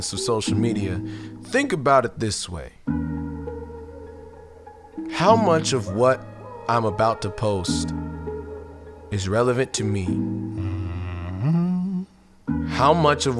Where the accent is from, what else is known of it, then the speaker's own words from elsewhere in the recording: United States; We as Americans